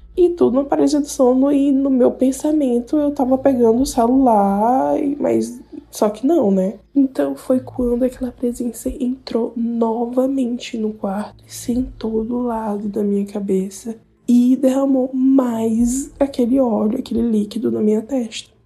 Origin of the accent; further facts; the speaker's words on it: Piauí, Brazil; eu sou do Piauí